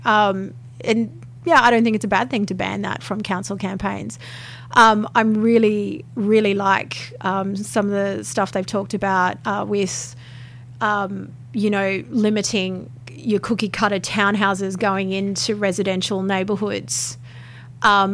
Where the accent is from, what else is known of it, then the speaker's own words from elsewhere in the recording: Peachester, Queensland, Australia; growing up in Peachester, you know, where we didn't have any option but to drive